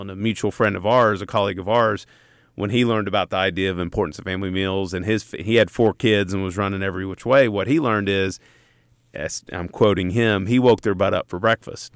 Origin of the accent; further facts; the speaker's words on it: East Tennessee, United States; I'm a redneck from East Tennessee